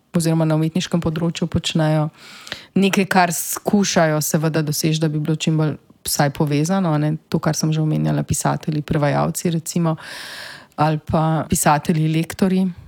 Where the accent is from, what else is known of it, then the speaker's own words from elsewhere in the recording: Slovenia; smo Slovenci